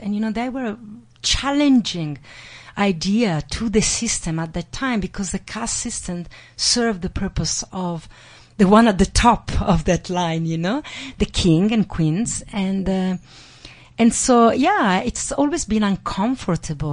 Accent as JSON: {"language": "English", "country": "Italy", "tie": "born or raised there", "said": "I grew up in Italy"}